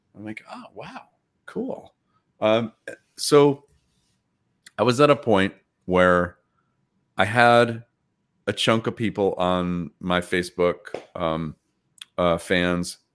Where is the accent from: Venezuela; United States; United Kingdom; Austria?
United States; Troy, New York; my hometown